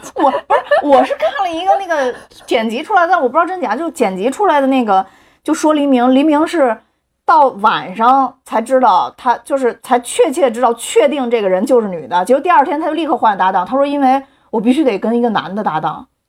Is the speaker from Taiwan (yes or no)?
no; China; 我们中国人